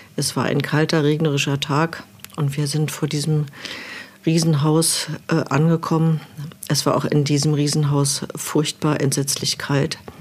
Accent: Berlin, Germany; moved away as an adult; now in Below, Germany; als gebürtige Berlinerin

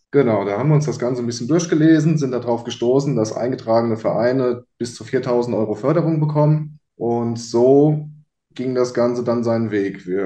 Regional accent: Elsoff, Germany; Ich bin 24 Jahre alt. Ich komme aus Elsoff. Und wir haben in Elsoff einen landwirtschaftlichen Betrieb mit ca. 100 Hektar Grünland.

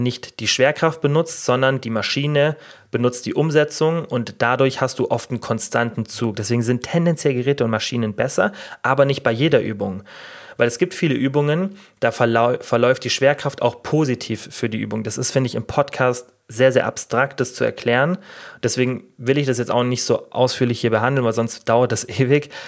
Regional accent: Germany; bei uns in Deutschland

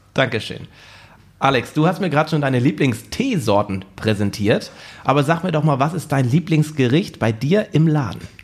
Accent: Husum, Schleswig-Holstein, Germany; In meiner Jugend war die Nachtschicht noch the place to be seen in Husum

